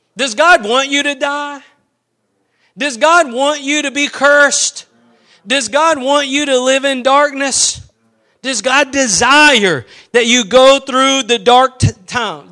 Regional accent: East Texas, United States; I'm from East Texas

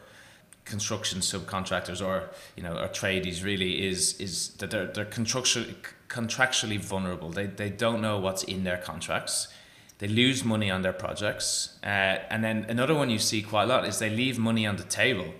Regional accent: Ireland; moved away as an adult; also born or lived in Galway, Ireland; now in Perth, Australia; I am Irish after all

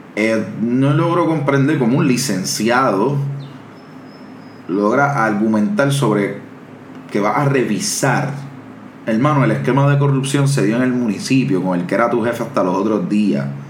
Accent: Cataño, Puerto Rico; yo soy de Cataño

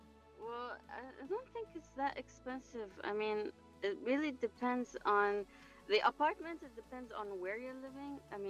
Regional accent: Dubai, United Arab Emirates; I'm from Dubai.

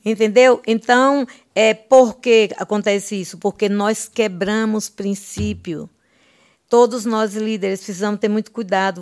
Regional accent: Olindina, Bahia, Brazil; Eu sou da cidade de Olindina, na Bahia, sertão nordestino. É, a minha cidade tem 26 mil habitantes, então eu cresci ali.

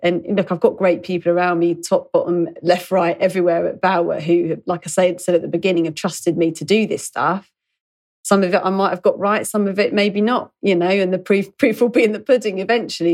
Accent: London, United Kingdom; growing up in London

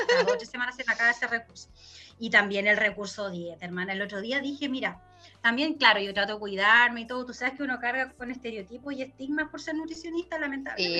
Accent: Chile; como chileno

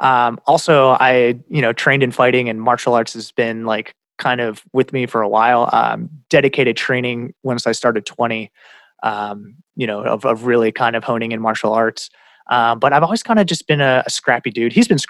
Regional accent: Iowa, United States; born there; and I looked at it, and it said born Iowa, USA.

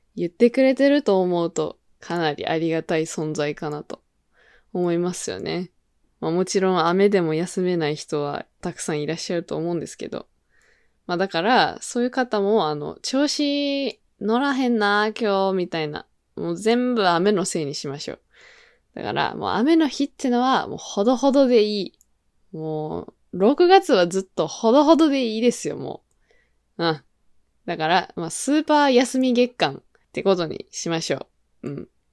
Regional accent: Kyoto, Japan; 私だったら、京都です

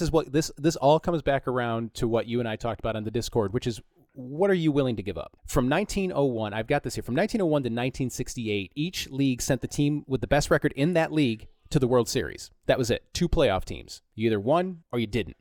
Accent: Flint, Michigan, United States; moved away; also born or lived in Philadelphia, Pennsylvania; I was born and raised in Flint

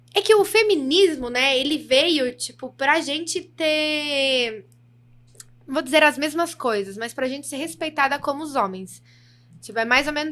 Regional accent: Brazil; accent: interior (caipira, dragged R); já começo a falar bem interior, assim, que as pessoas acham que eu não sou, porque eu não tenho muito sotaque do interior

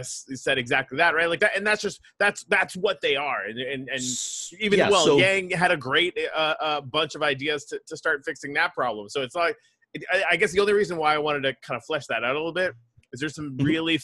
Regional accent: Canada; I'm from Canada

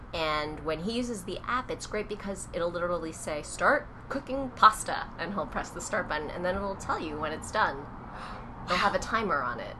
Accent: New Jersey, United States; I'm from New Jersey

